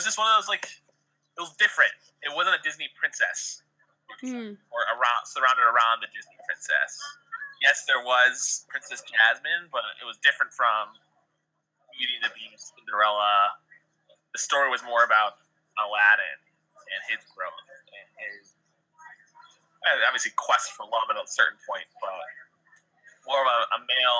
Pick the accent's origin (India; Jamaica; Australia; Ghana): India; Being Indian, like, that kind of hurts.